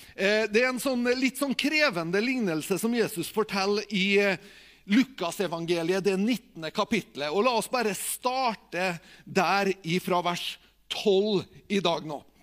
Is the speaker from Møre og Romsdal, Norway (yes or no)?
yes; Tingvoll, Møre og Romsdal, Norway; jeg er, jo, fra Tingvoll